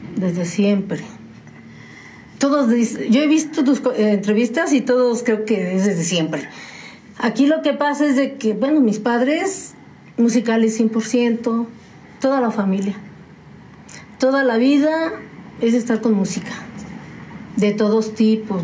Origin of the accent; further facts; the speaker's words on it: San Juan del Río, Querétaro, Mexico; also born or lived in Mexico City; Desde muy chiquita y recién nacida me trajeron a San Juan del Río